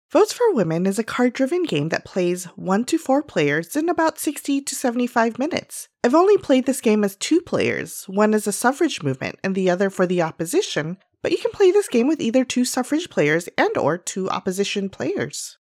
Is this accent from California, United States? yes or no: yes; Los Angeles, California, United States; as a young Filipina lady growing up in Los Angeles